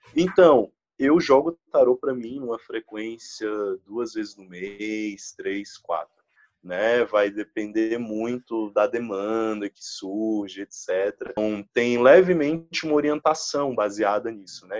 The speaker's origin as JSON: {"language": "Portuguese", "country": "Brazil", "said": "a gente é brasileiro"}